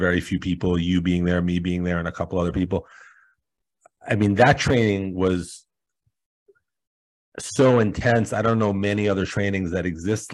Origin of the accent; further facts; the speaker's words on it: New York City, New York, United States; I'm born and raised in New York City